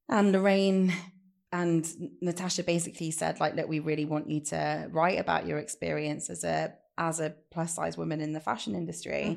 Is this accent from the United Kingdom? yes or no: yes; Leicester, East Midlands, United Kingdom; I'd moved back to Leicester with my family